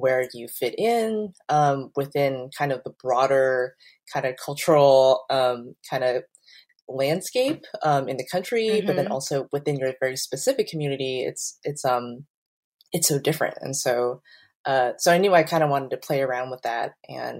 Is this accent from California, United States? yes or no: yes; Bay Area, California, United States; I grew up in the Bay Area.